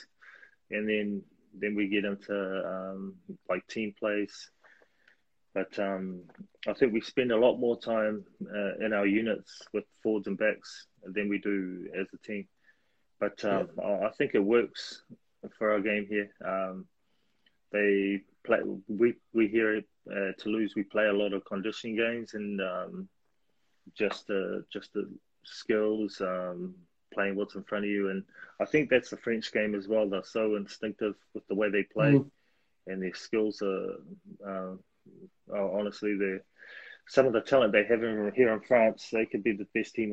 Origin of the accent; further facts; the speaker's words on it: Papakura, Auckland, New Zealand; grew up in the Counties region, so I was halfway between the Blues and Chiefs